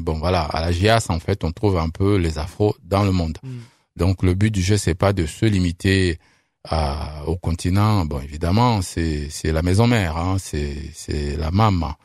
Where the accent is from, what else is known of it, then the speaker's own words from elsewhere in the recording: France; also born or lived in Saint-Étienne; on est français